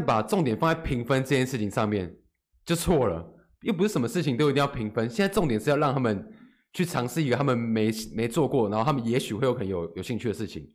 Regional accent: Taiwan; 我们台湾人

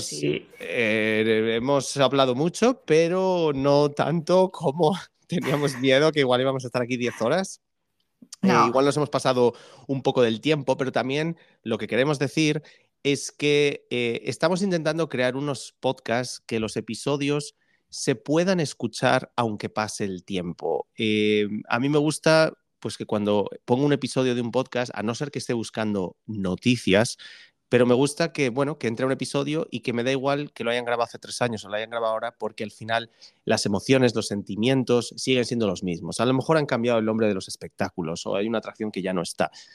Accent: Buenos Aires, Argentina; soy de Buenos Aires, Argentina.

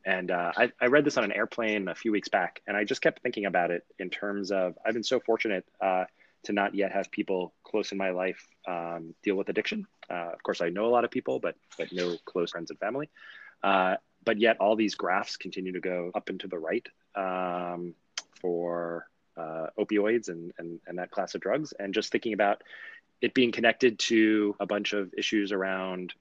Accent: New York City suburbs, United States; now in San Francisco, United States; I grew up in New York City suburbs. I live in San Francisco now.

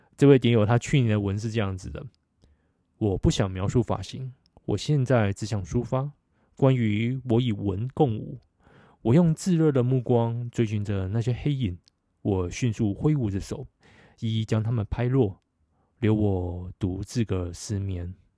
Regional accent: Taiwan; 到澳洲打工，韩国同事知道我是台湾人后说

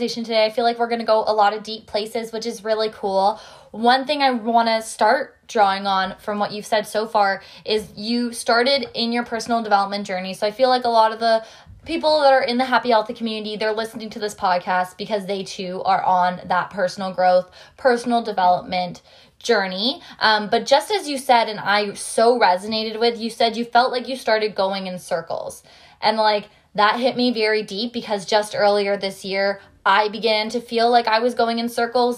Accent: Port Stanley, Ontario, Canada; I'm Canadian, and I'm from just outside of London, Ontario, in Port Stanley

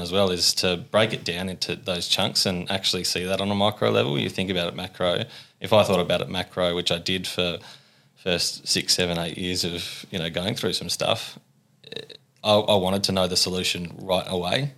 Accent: Ulverstone, Tasmania, Australia; moved away as an adult; also born or lived in Melbourne; born and bred, uh, Ulverston boy.

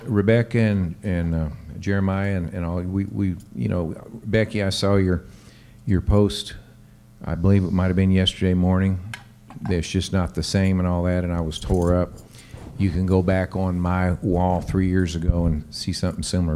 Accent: the South, United States; I have family because I'm from the South

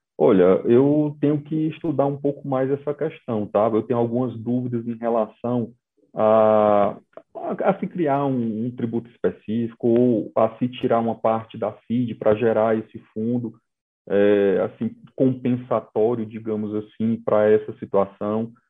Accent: Ceará, Brazil; moved away; lá no meu estado de origem, o Ceará

